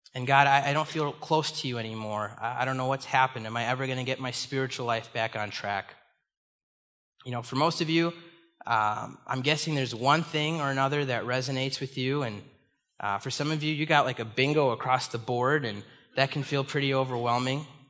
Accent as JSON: {"language": "English", "town": "Chicago", "region": "Illinois", "country": "United States", "tie": "born or raised there", "moved": "as an adult", "lives_now": "Minnesota, United States", "said": "I was born and raised in the Chicago area."}